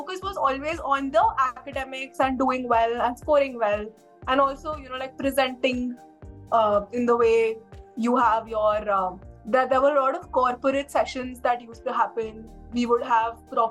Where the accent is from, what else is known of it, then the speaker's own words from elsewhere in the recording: Delhi, India; moved away as an adult; also born or lived in Shillong; Since I'm from Delhi, my college was in Delhi